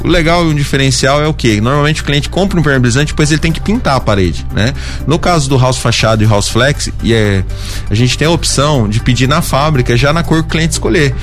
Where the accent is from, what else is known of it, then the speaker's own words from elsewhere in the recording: Rio Claro, São Paulo, Brazil; Eu venho da cidade de Rio Claro